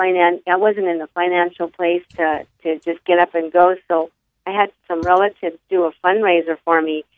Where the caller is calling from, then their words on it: California, United States; I'm calling from California